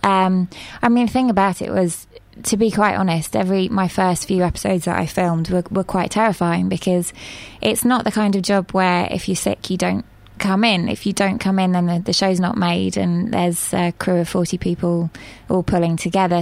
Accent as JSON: {"language": "English", "region": "England", "country": "United Kingdom", "also_born_or_lived": "Mexico / Bermuda / Argentina / Spain", "moved": "as an adult", "said": "I'm from England."}